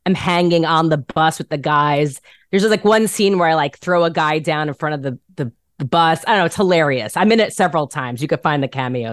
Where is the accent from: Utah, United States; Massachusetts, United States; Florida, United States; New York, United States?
New York, United States; Rockland County; moved away as an adult; now in Los Angeles, United States; I'm literally from Rockland County which is like 20 miles north of Manhattan